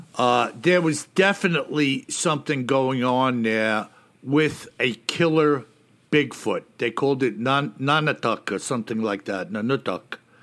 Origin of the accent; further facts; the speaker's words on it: New York, United States; I'm from New York